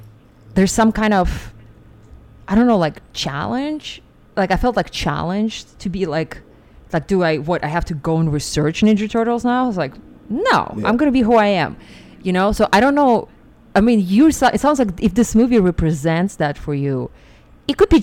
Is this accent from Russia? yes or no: yes; Siberia, Russia; English is a second language; moved away as an adult; also born or lived in New York; now in United States; I grew up in Siberia and I came to America when I was 19.